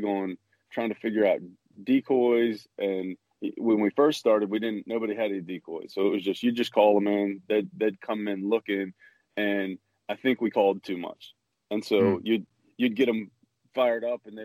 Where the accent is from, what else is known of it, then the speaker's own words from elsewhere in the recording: Kansas City, Missouri, United States; I grew up in Kansas City, Missouri